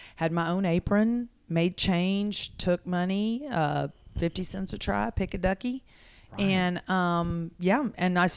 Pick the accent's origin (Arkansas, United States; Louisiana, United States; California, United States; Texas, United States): Texas, United States; Pasadena; I was born in Bayshore, Pasadena